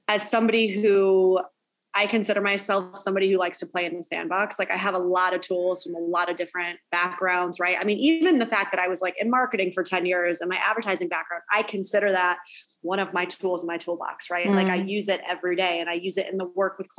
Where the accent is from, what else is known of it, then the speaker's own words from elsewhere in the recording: upstate New York, United States; I'm basically Canadian because I'm like upstate New York.